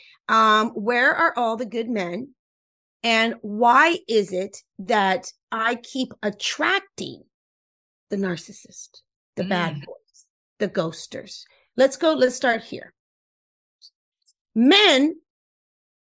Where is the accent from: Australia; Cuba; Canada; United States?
Cuba; first language Spanish; English is a second language; That's my first language. I'm Cuban.